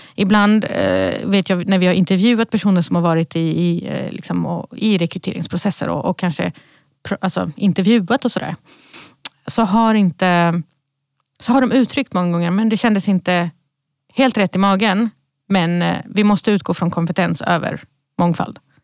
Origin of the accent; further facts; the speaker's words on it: Malmö, Skåne, Sweden; moved away; jag är uppvuxen i Rosengård